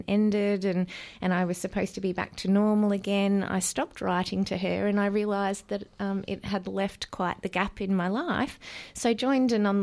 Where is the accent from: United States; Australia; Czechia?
Australia; Warrnambool, Victoria; I'm from Victoria, down in Warrnambool